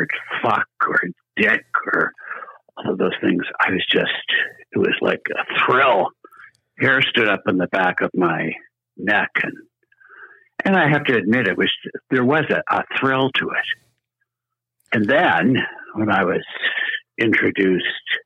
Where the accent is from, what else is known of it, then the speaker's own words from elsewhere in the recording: Canada; moved away; I'm a Canadian originally